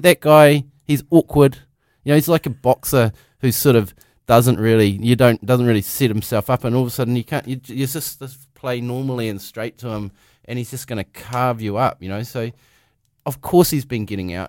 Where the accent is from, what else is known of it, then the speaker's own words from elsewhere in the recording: Dargaville, Northland, New Zealand; I grew up in Dargaville